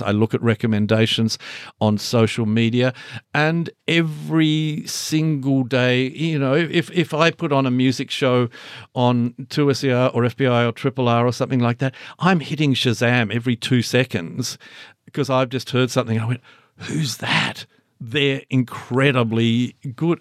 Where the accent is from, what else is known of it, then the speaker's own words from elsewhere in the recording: Launceston, Tasmania, Australia; moved away; I'm this kid from Launceston